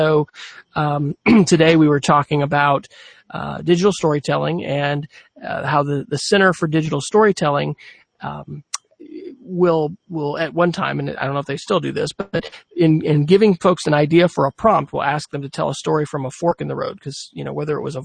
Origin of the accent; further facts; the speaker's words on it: Oklahoma, United States; here I am from Oklahoma